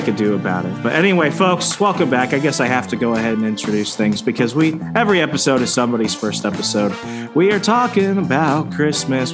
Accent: Arizona, United States; also born or lived in Virginia; now in Wisconsin, United States; I'm from Arizona

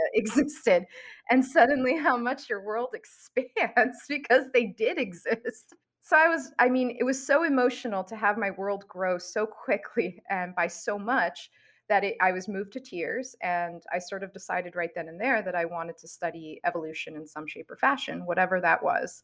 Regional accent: New York City, New York, United States; I grew up in New York City and I really didn't have exposure to scientists

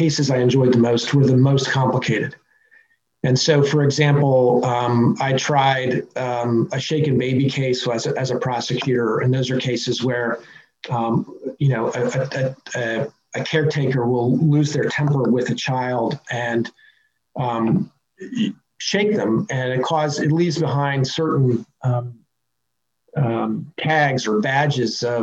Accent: Fairfax, Virginia, United States; my hometown, which is Fairfax, Virginia, where I was born and raised

